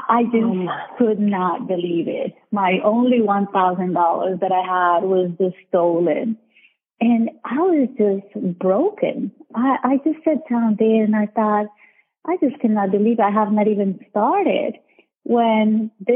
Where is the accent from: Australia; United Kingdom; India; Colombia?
Colombia; moved away as an adult; now in United States; I was born in Colombia, South America. And I came to the U.S. in 2002